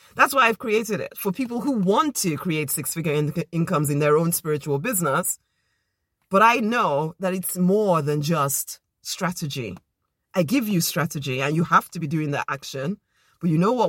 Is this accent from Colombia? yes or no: no; Nigeria; now in United Kingdom; as a Nigerian girl